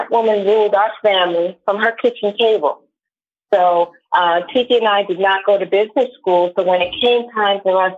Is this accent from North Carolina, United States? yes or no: no; New York, United States; now in Miami, United States; So right now I'm calling from South Florida. I'm in Miami. I'm originally from New York, but I was able to get here.